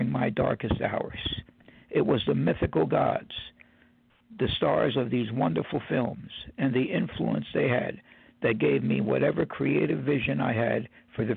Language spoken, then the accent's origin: English; Newark, New Jersey, United States; also born or lived in Irvington, New Jersey; Moving from my hometown of Newark to Irvington, New Jersey